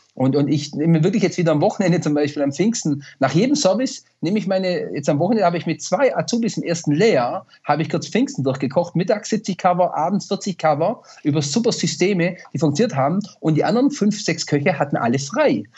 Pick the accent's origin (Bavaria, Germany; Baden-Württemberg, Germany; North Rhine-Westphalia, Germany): Baden-Württemberg, Germany; Swabia; mein Buch Echt Schwäbisch raus, die Hommage an meine Heimat